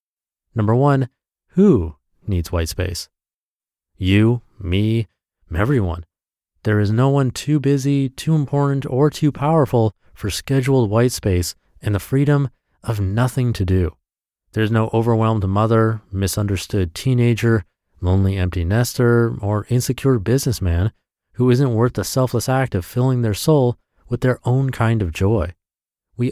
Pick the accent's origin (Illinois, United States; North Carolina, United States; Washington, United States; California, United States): Washington, United States; I was in my hometown, alone without my husband and kids for the first time since my oldest was born, and this green spectacular that Washington State is famous for